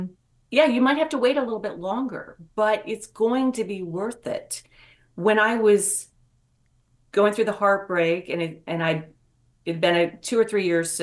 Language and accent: English; West Virginia, United States; moved away; I'm from West Virginia originally